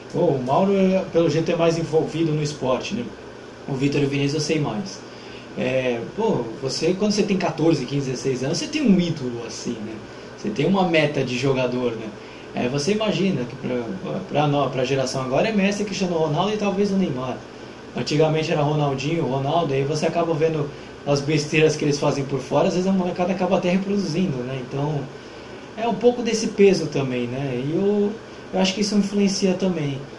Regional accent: Santos, São Paulo, Brazil; a gente é daqui de Santos

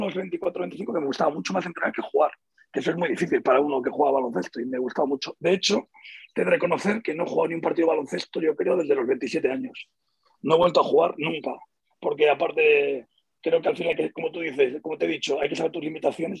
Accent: Seville, Andalusia, Spain; now in Madrid, Spain; yo vivo en Madrid, soy sevillano y seguiré sevillano ahí a muerte, ¿no? Pero también soy madrileño de adopción

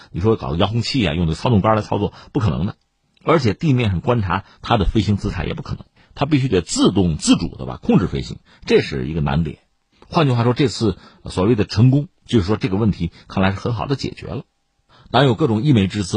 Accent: China; 我们中国人

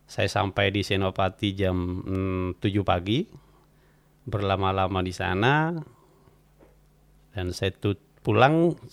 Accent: Bondowoso, East Java, Indonesia; Beliau berdua datang ke kampung saya Eh, menanyakan kopi.

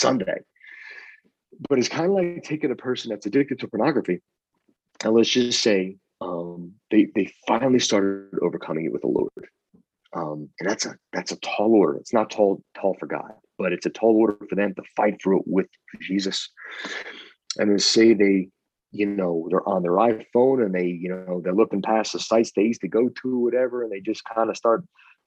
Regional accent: Long Island, New York, United States; I'm from Long Island.

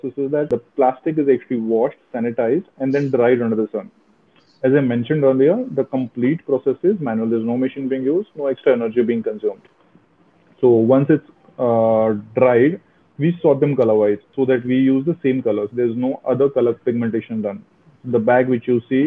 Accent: Jammu, Jammu and Kashmir, India; moved away as an adult; also born or lived in Mumbai; now in Pune, India; I was born in Kashmir in 1980s. Then in early 1990s, we had to move out of the Kashmir. We were forced actually to move out of the Kashmir at that time. Lived in migrant camps, if you know about it, for 7 years. And then I did my primary schooling, primary and till 12th in Jammu

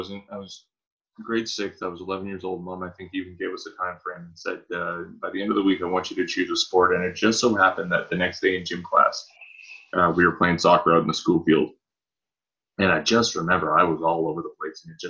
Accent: Canada; I, as a Canadian

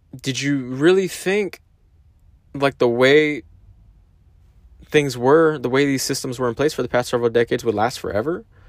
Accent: United States; as American citizens

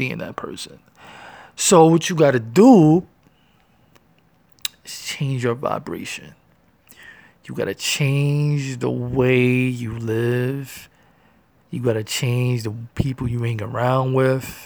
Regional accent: New York City, New York, United States; I'm from Harlem, New York, feel me? Born and raised

